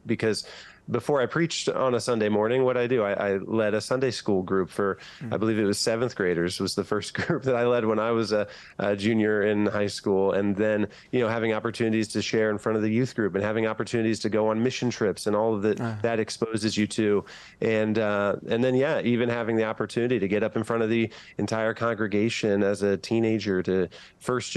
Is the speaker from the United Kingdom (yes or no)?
no; Northwest Ohio, United States; I'm from a small town in Northwest Ohio and grew up like most kids in my small hometown